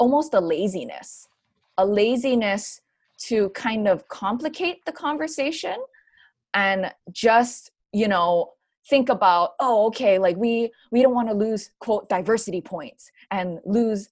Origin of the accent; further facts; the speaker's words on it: Hawaii, United States; also born or lived in Oregon; growing up in Hawaii, for example, we have a very deeply embedded joke culture